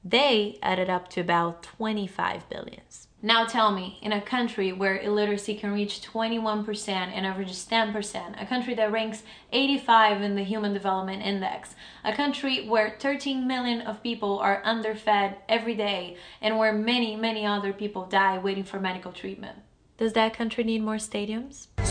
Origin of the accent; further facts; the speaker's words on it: Brazil; now in United States; I'm from Brazil